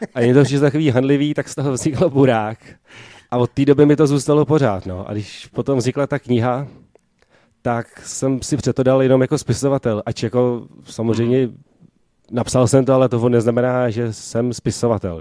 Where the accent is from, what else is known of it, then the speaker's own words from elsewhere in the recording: Prague, Czechia; jsem původně tady z Prahy, z Barandova